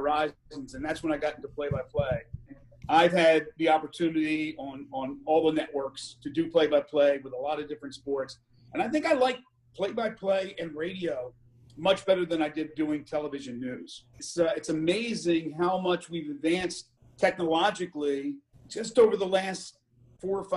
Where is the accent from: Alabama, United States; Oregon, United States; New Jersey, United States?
New Jersey, United States; moved away as an adult; also born or lived in Maryland; now in Memphis, United States; where I grew up in South Jersey